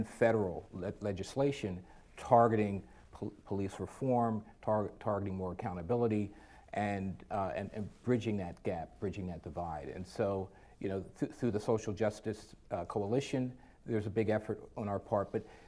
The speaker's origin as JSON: {"language": "English", "town": "Philadelphia", "region": "Pennsylvania", "country": "United States", "tie": "born or raised there", "said": "I grew up in Philadelphia"}